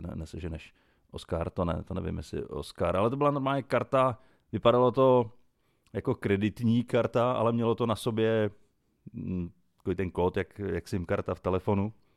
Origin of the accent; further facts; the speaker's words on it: Nymburk, Central Bohemian Region, Czechia; u nás v Nymburce